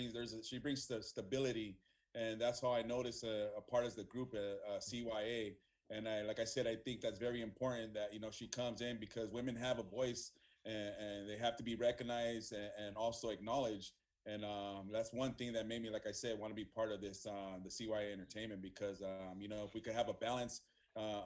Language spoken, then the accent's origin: English; Los Angeles, California, United States; Boyle Heights, born and raised in Boyle Heights